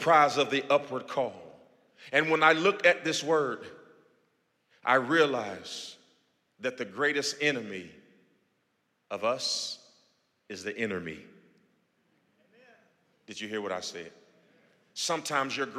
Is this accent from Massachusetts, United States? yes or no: no; Gary, Indiana, United States; now in Houston, United States; my hometown right now in Gary, Indiana